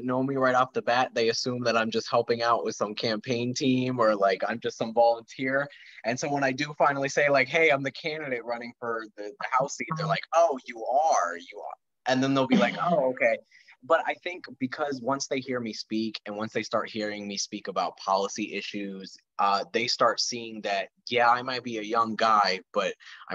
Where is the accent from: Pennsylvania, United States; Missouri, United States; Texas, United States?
Pennsylvania, United States; Lehigh Valley; I was born and raised in the Lehigh Valley where my district is.